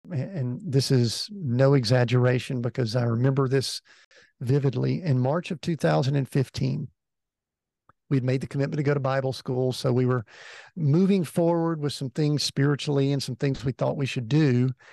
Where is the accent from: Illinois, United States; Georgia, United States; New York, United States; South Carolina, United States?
Georgia, United States; Atlanta; moved away; I grew up in the Atlanta area, so right there where you are. And uh, so I'm an Atlanta native, spent the first 50 years of my life in and around the Atlanta area